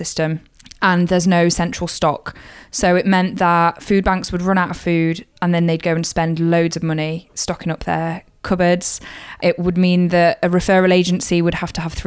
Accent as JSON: {"language": "English", "town": "Kirkby in Ashfield", "region": "East Midlands", "country": "United Kingdom", "tie": "born or raised there", "moved": "as an adult", "lives_now": "Sunderland, United Kingdom", "said": "I'm originally from Kirkby in Ashfield, which is a small town just north of Nottingham. And I grew up there till I was 18."}